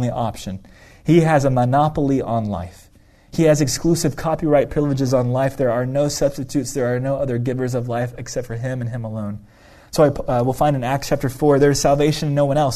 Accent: United States; We as an American individualistic culture

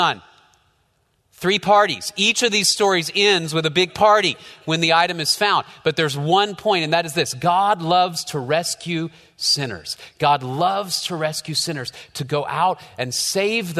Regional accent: Dallas, Texas, United States; I grew up in North Dallas, so we didn't have a whole lot of sheep around

